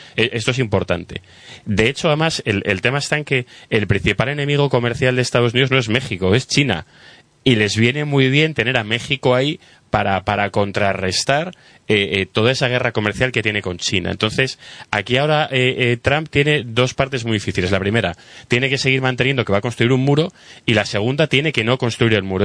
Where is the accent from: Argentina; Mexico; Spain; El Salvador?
Spain; como español